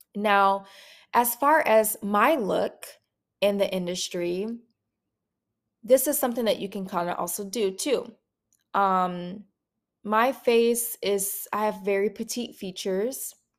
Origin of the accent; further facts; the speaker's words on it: Minneapolis, Minnesota, United States; moved away as an adult; now in Atlanta, United States; I'm from Minneapolis, Minnesota, born and raised.